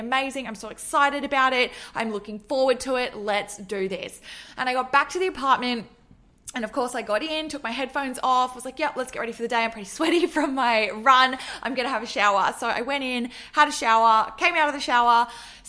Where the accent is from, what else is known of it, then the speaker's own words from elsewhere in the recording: Australia; also born or lived in Melbourne; I'm from Australia and I live in Melbourne